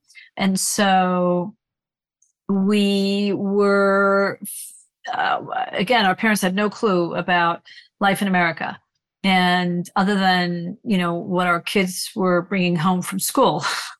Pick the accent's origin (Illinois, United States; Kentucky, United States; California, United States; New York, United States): New York, United States; New York City; moved away as an adult; now in Tennessee, United States; I was born and raised in the Bronx and went to Wall Street.